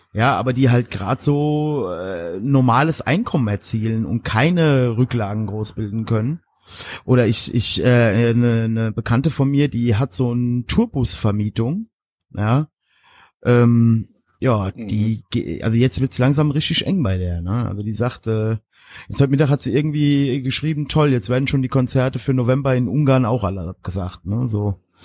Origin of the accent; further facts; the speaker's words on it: Germany; now in Mainz-Kastell, Germany; ich komme aus dem Westerwald